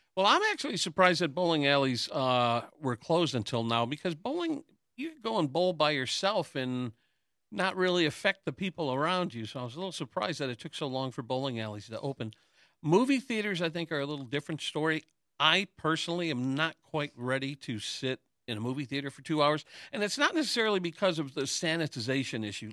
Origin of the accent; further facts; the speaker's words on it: Hamtramck, Michigan, United States; growing up in Hamtramck